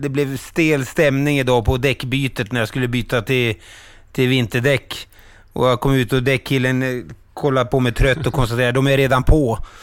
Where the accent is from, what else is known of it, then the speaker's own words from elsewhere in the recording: Falun, Dalarna County, Sweden; Falun, min hemstad